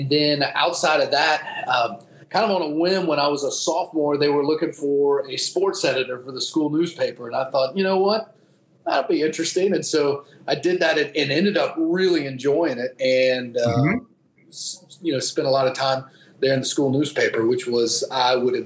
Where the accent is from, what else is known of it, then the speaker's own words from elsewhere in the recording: Rome, Georgia, United States; also born or lived in Japan; I grew up here in Rome and started at Darlington in kindergarten